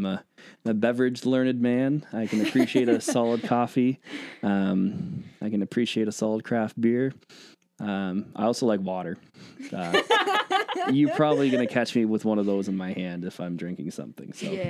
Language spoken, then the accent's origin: English; Thorold, Ontario, Canada; moved away as an adult; also born or lived in Alberta / St. Catharines; now in Huron Perth, Canada; I grew up in the thriving metropolis of Thorold, Ontario.